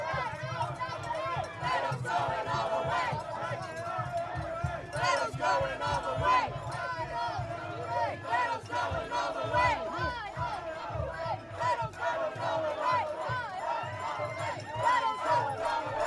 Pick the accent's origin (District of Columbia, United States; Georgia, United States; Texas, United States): Texas, United States; Galveston; I'm from Galveston